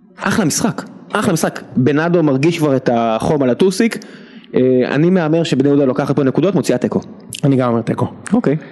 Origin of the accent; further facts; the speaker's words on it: Israel; אנחנו ישראלים